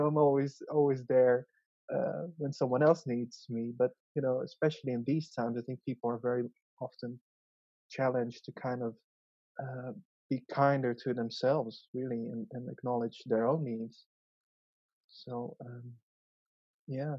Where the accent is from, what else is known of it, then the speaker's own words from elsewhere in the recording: Kuala Lumpur, Malaysia; also born or lived in Zeeland, Netherlands; So I migrated at the age of 6. So that's a really crucial stage in life. So I was born in the Netherlands in a small, you know, fisherman's town, really, called Zeeland. Yeah, it's the southern part of Holland. So, and then we moved to a big city, Kuala Lumpur.